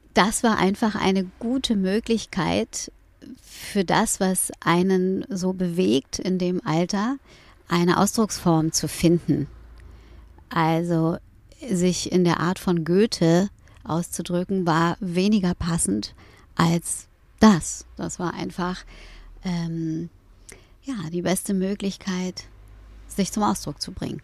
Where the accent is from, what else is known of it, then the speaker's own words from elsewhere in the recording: Hamburg, Germany; moved away as an adult; now in Berlin, Germany; aufgewachsen bin ich äh, in Eppendorf